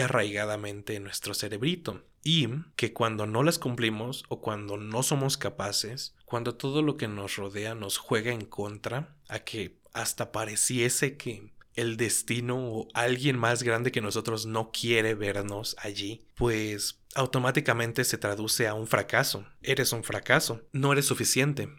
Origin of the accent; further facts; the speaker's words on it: Mexico; Como mexicano estoy hablando